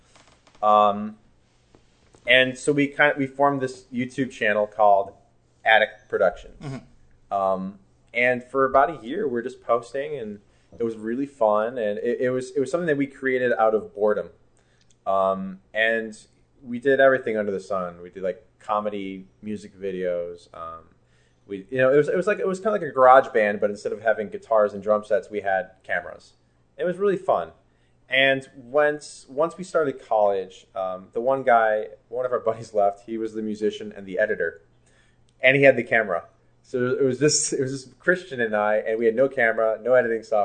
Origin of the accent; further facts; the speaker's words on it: Chicago, Illinois, United States; I grew up in Chicago, in a suburb up north